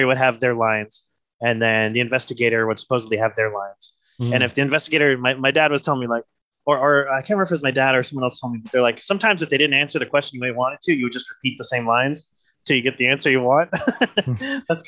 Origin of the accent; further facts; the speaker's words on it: North Ogden, Utah, United States; So I was born and raised in Northern Utah. So around the North Ogden, Pleasant View area.